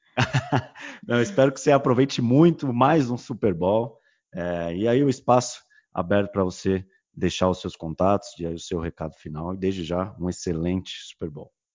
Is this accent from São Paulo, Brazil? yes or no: yes; São Paulo, Brazil; nós somos de São Paulo